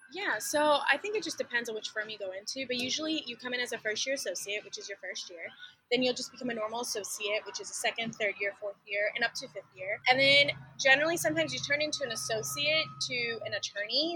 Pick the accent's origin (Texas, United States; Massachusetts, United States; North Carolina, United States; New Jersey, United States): Texas, United States; Jacksboro; moved away as an adult; also born or lived in Dallas, Texas / Austin, Texas; now in Houston, United States; I was actually born in Dallas, but I went to school in a really small town called Jacksboro. So I am a country girl at heart